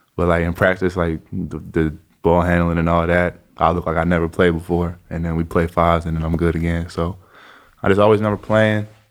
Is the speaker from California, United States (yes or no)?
yes; Chino Hills, California, United States; I was from Chino Hills